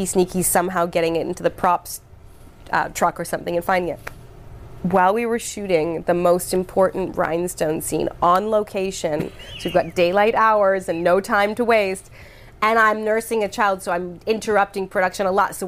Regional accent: Canada; moved away as an adult; also born or lived in Hawaii; I'm from Canada.

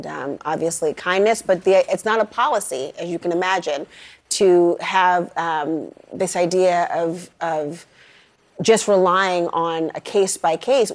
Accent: Minnesota, United States; I'm from Minnesota, so I know what cold feels like.

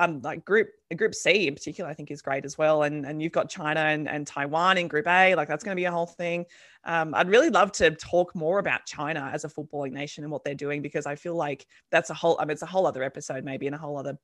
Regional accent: Campbelltown, New South Wales, Australia; growing up in MacArthur in Campbelltown

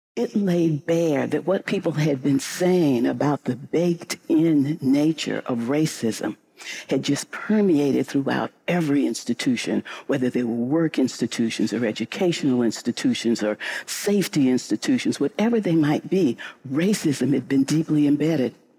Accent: St. Louis, Missouri, United States; I grew up in St. Louis, Missouri

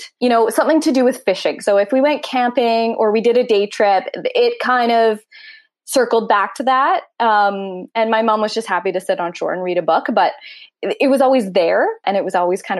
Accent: North Vancouver, British Columbia, Canada; I was born in North Vancouver and raised in North Vancouver and currently still in North Vancouver

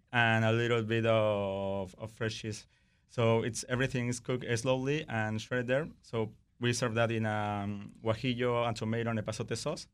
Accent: Oaxaca, Mexico; moved away; I grew up with mezcal. I'm from Oaxaca

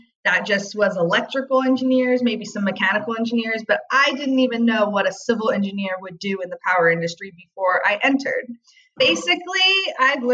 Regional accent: Long Beach, California, United States; I grew up in Long Beach, California

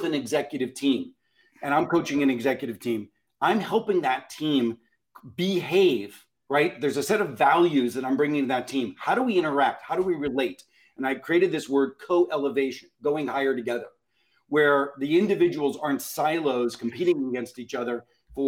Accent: Pittsburgh, Pennsylvania, United States; I grew up in Pittsburgh in the 70s

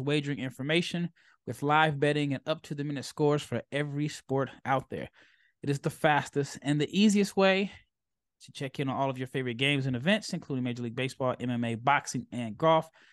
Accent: United States; as an American

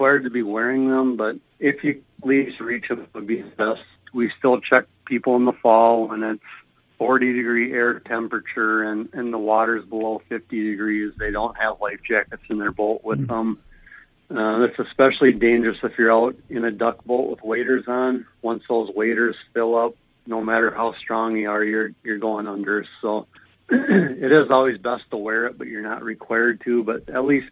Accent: between Faribault and Mankato, southern Minnesota, United States; also born or lived in Bemidji, Minnesota; I am from southern Minnesota originally, down by between Faribault and Mankato area

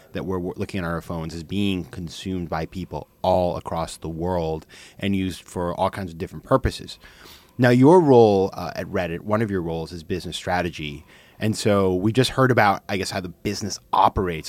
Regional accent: Maine, United States; it's Maine, my home state

